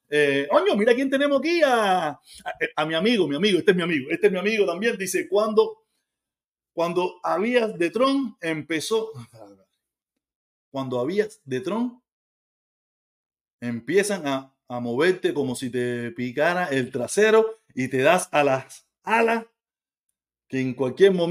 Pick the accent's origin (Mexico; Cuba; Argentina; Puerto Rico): Cuba; Y yo digo, claro